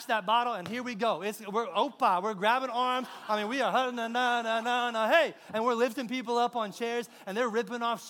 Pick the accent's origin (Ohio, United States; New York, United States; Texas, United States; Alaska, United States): Texas, United States; San Antonio; I'm from San Antonio